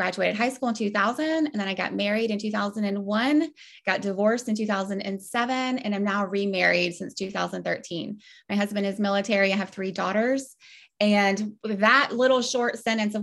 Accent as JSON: {"language": "English", "town": "Ponte Vedra", "region": "Florida", "country": "United States", "tie": "born or raised there", "said": "I grew up in Ponte Vedra, Florida"}